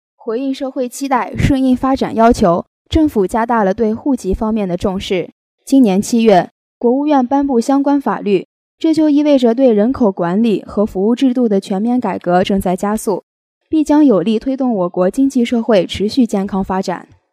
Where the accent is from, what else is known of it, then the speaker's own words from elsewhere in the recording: China; 我们生在中国